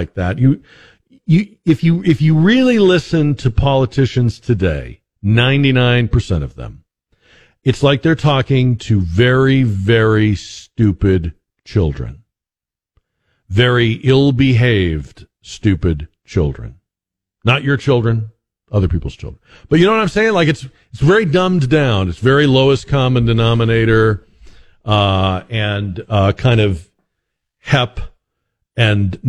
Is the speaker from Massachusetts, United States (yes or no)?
yes; Boston, Massachusetts, United States; I was growing up in Boston